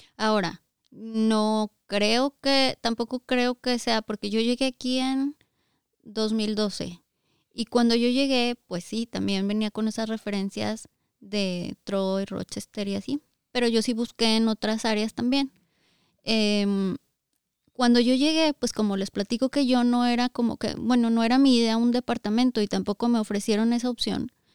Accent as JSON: {"language": "Spanish", "region": "Zacatecas", "country": "Mexico", "also_born_or_lived": "Aguascalientes", "moved": "as an adult", "said": "Nosotros somos de Zacatecas, pero ya teníamos seis años viviendo en Aguascalientes antes de venirnos aquí"}